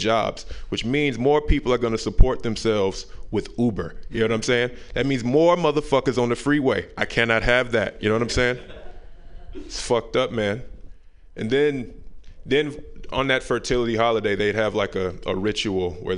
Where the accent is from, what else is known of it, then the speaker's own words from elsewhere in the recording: the South, United States; I'm from the South